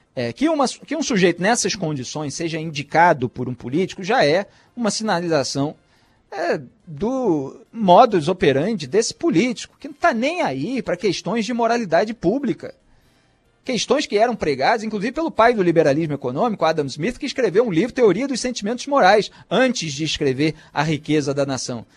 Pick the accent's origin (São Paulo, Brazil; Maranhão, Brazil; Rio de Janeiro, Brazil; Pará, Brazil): Rio de Janeiro, Brazil; eu como carioca